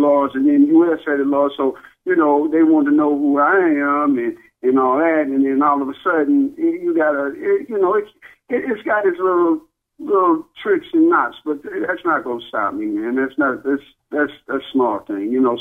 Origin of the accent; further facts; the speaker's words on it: Dallas, Texas, United States; I'm from Dallas, and you know, I love Texas, that's where I'm from